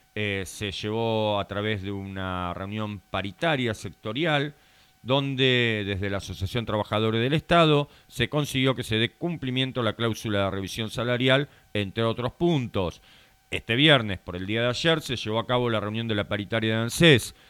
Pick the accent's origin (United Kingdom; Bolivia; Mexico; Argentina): Argentina; como bien argentino que somos